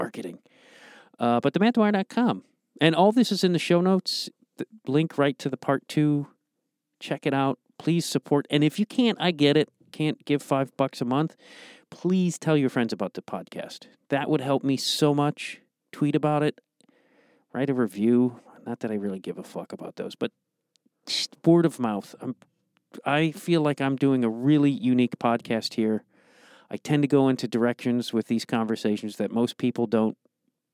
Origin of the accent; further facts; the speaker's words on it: Streamwood, Illinois, United States; I grew up in Streamwood.